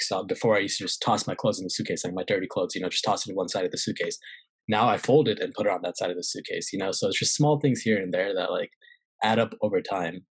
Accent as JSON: {"language": "English", "region": "California", "country": "United States", "tie": "born or raised there", "also_born_or_lived": "St. Louis, Missouri / Pennsylvania / North Carolina / South Carolina", "moved": "as an adult", "said": "I was in California"}